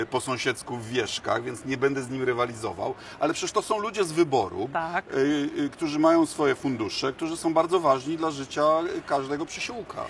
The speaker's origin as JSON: {"language": "Polish", "town": "Bydgoszcz", "region": "Kuyavian-Pomeranian Voivodeship", "country": "Poland", "said": "u nas w Bydgoszczy"}